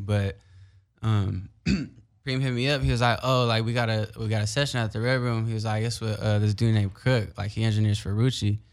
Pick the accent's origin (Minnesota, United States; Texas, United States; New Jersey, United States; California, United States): California, United States; Carson; also born or lived in Long Beach, United States; growing up in Carson